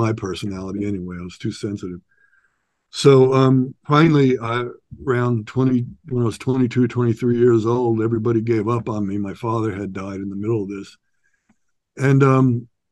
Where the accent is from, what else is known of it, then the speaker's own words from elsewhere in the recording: New York, United States; now in Santa Barbara, United States; I'm from New York, New York City, just outside of New York City. I had a pretty rough childhood and adolescence